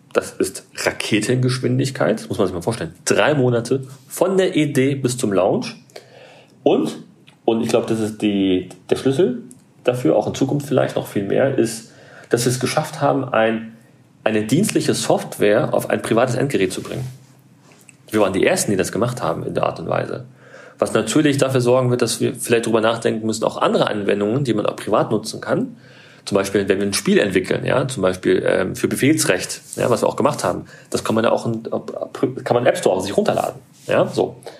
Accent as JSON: {"language": "German", "region": "Berlin", "country": "Germany", "said": "Ich bin aus Berlin"}